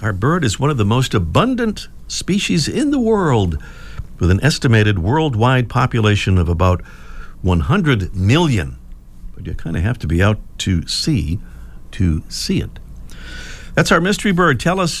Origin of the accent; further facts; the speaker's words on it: Pawtucket, Rhode Island, United States; Pawtucket is my hometown.